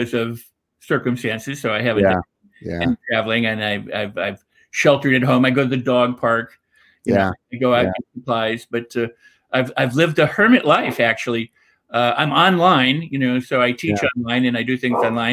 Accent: Wisconsin, United States; moved away as an adult; also born or lived in Los Angeles; I was born in the Midwest. I was born in Wisconsin, and I'm currently in Wisconsin

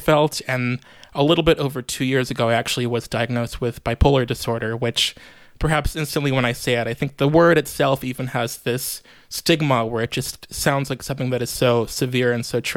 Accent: Chicago, Illinois, United States; moved away as an adult; also born or lived in New York; I am a native Chicagoan, born and raised in Rogers Park.

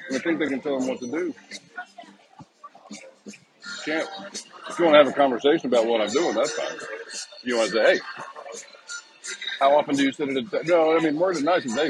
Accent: Texas, United States; moved away; I grew up in Texas

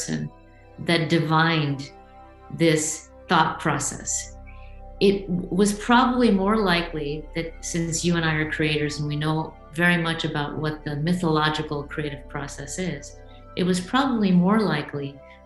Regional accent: India; I come from India

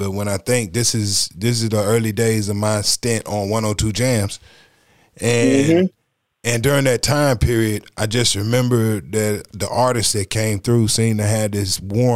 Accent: Greensboro, North Carolina, United States; I'm from Greensboro

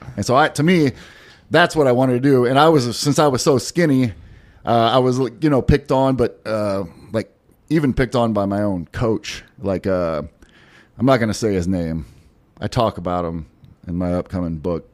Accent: Pasadena, Texas, United States; moved away; I am from Pasadena, Stinkadena.

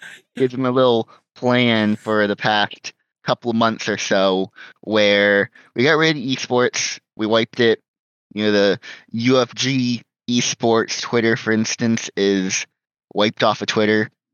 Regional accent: United States; we're from North America.

